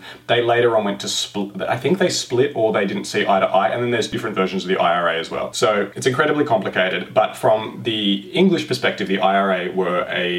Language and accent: English; Australia; I'm sorry, I'm an Australian. I've never been to Ireland.